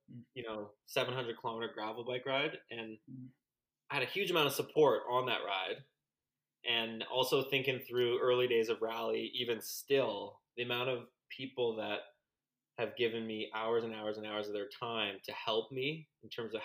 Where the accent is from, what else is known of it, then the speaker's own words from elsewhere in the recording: Canada; We're all Canadian